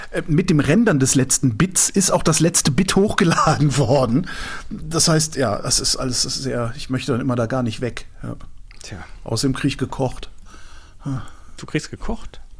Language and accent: German; Baden-Württemberg, Germany; ich komme komm aus dem Schwabenland, wir tun sowas